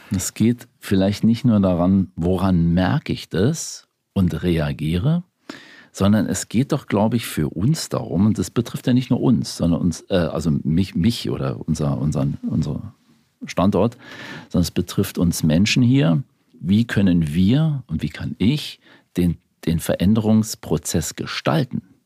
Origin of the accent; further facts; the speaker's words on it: Berlin, Germany; also born or lived in Bavaria; ich bin zwar in Bayern geboren, aber in Berlin aufgewachsen, in Spandau.